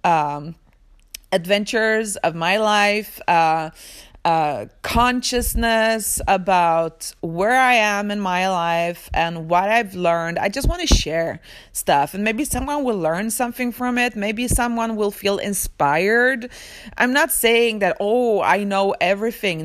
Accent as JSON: {"language": "English", "country": "Sweden", "tie": "born or raised there", "also_born_or_lived": "Poland", "said": "I was born in Poland, but I live in Sweden. I moved to Sweden when I was two years old"}